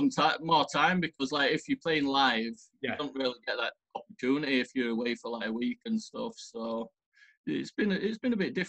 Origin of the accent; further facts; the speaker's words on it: Pontefract, Yorkshire and the Humber, United Kingdom; It's like an old coal mining village. Not a village, a town, sorry.